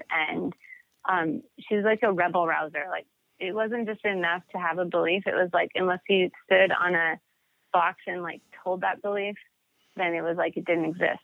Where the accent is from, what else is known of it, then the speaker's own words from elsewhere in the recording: Montana, United States; I grew up in Montana